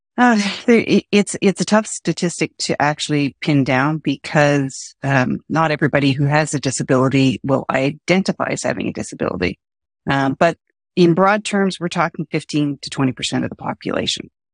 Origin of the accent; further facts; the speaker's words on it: Canada; I'm Canadian